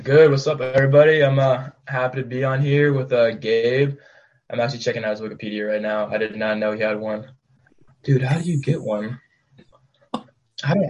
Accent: Gig Harbor, Washington, United States; I'm from Gig Harbor and that's south of Bremerton. And, um, I grew up playing for this like local club in my town

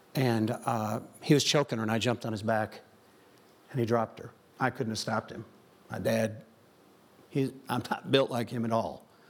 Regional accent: Joliet, Illinois, United States; I grew up in Chicagoland

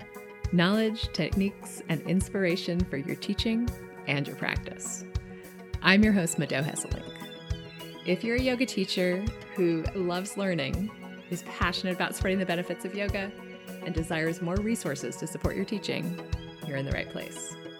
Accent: Hawaii, United States; also born or lived in Japan; I was born in Japan, and my mother spoke French to me, my father spoke Dutch to me, and they spoke English to each other. By the time we moved to Hawaii, which was around my fifth birthday

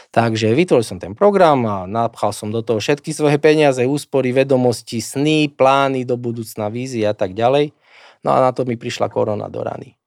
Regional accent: Slovakia; Moja rodná zem, ktorá mi je nadovšetko blízka, ktorú som roky reprezentoval

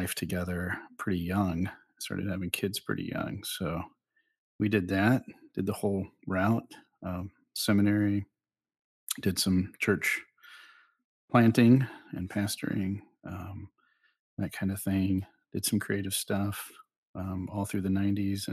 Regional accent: Oklahoma, United States; moved away as an adult; also born or lived in Texas / Mexico; now in Lynchburg, United States; I was born and raised in Oklahoma

